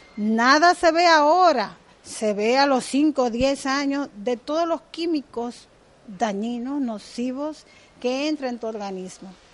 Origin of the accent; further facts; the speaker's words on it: Dominican Republic; Yo soy dominicana, del Caribe